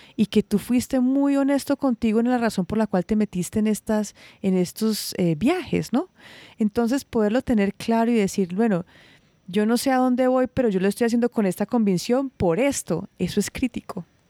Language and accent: Spanish; Santuario, Risaralda, Colombia; Santuario es un pueblo chiquitito, es un pueblo pequeño